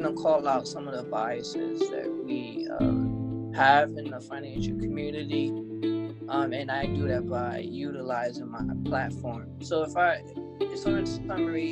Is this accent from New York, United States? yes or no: yes; New York City, New York, United States; born and raised in Brooklyn, New York